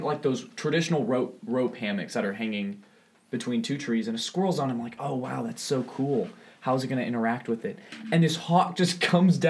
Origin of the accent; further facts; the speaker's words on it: Austin, Texas, United States; I was born in Austin, Texas